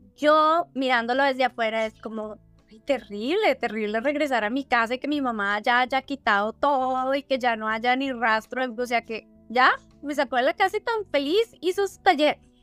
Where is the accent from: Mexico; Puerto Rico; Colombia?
Colombia; si tú y yo como colombianas criamos niñas hoy en día en Colombia